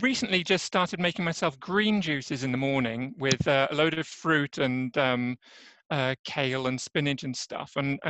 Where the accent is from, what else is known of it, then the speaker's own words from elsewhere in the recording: England, United Kingdom; moved away as an adult; now in Örebro, Sweden; as you might hear from my accent, I'm actually an Englishman, so I'm not native Swede. My story around that is just that I'm from England